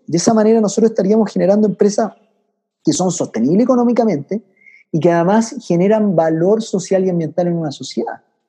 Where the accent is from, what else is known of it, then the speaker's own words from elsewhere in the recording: Chile; also born or lived in France / Switzerland; yo siendo chileno